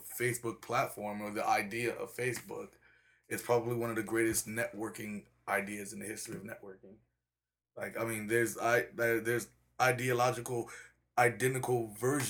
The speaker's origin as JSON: {"language": "English", "town": "El Cajon", "region": "California", "country": "United States", "tie": "born or raised there", "also_born_or_lived": "Chicago, Illinois", "said": "I actually grew up in El Cajon City. 619, El Cajon City"}